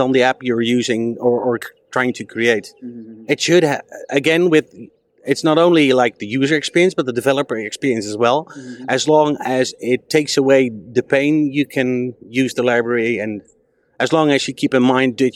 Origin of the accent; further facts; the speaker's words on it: Netherlands; I come from Holland